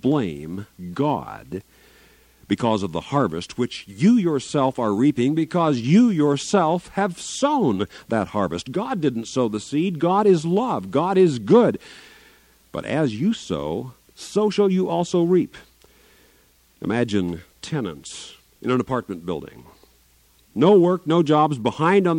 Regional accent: Garden City, Kansas, United States; moved away; I'm from southwest Kansas, Garden City, near Dodge City, Kansas, born and reared there

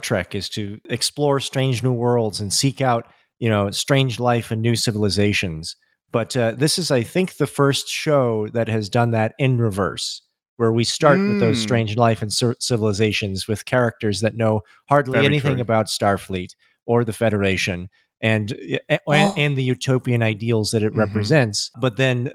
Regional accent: Midwest, United States; as a Midwesterner

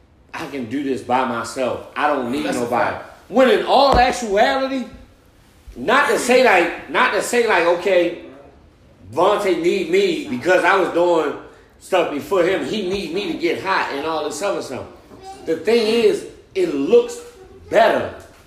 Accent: Baltimore, Maryland, United States; also born or lived in Atlanta; So if I'm coming from West Baltimore

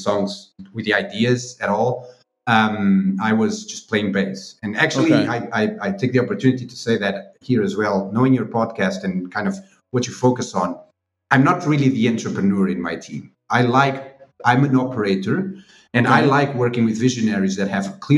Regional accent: Aveiro, Aveiro District, Portugal; also born or lived in Coimbra; my hometown in Aveiro

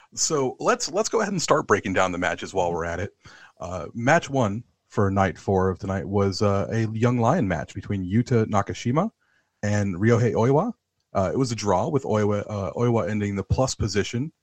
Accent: United States; now in London, United Kingdom; I'm I'm an American living in London

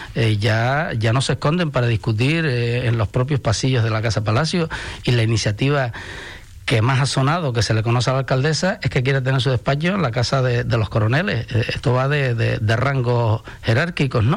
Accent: Canary Islands, Spain; somos europeos pero estamos en África

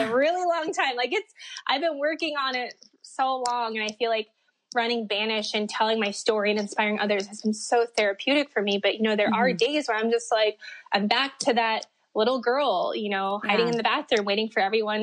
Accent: Minnesota, United States; I grew up in Minnesota

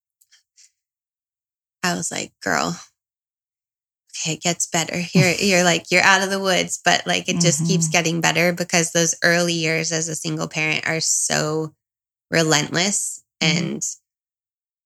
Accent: Southern California, United States; also born or lived in Brazil; I'm from Southern California

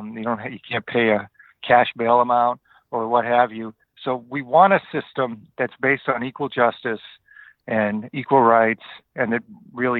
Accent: Worcester, Massachusetts, United States; I grew up in Worcester, Massachusetts

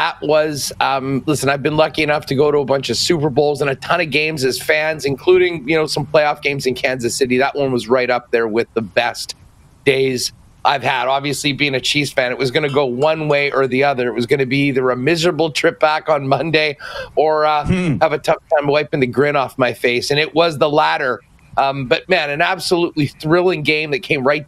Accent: Winnipeg, Manitoba, Canada; growing up in Winnipeg in the 80s

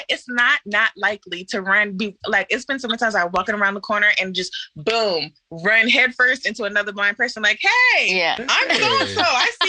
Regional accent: Brandywine, Maryland, United States; now in Baltimore, United States; I ended up moving to Baltimore, because where I live before sounds a lot like where Kate lives. I was raised in Brandywine, Maryland. Most people consider it Waldorf, and it's straight suburb.

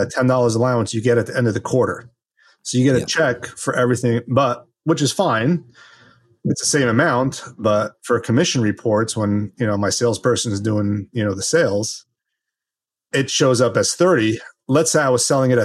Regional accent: Los Angeles, California, United States; now in New Jersey, United States; I grew up in Los Angeles

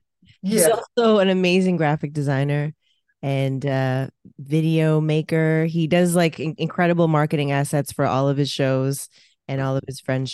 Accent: Toronto, Ontario, Canada; born and raised in Toronto of Filipino descent.

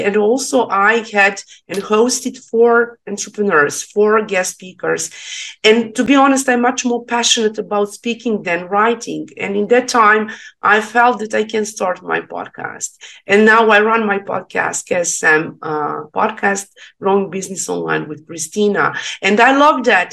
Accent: Serbia; English is a second language; I'm from Serbia

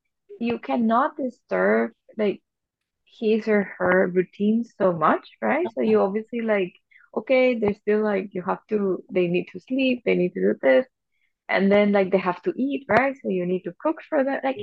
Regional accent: Venezuela; also born or lived in Germany; now in Singapore; I'm from Venezuela

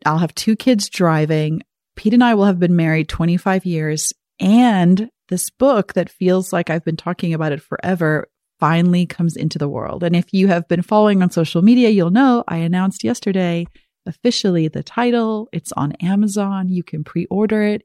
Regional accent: South Africa; growing up in South Africa

